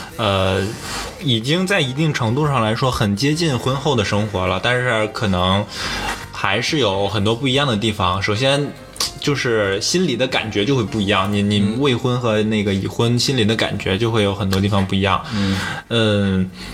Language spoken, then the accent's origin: Chinese; Northeast China, China; 我是北方人，东北人